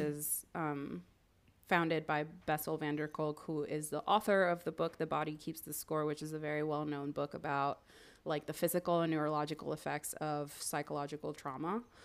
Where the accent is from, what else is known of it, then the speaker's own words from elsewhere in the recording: Miami, Florida, United States; I grew up in Miami